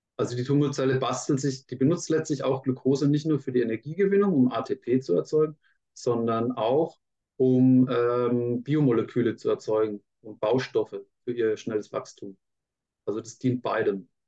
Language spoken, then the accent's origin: German; Franconia, Bavaria, Germany; Ich bin ja unter Franke, ähm, Würzburg war schon mal nah an meiner Heimat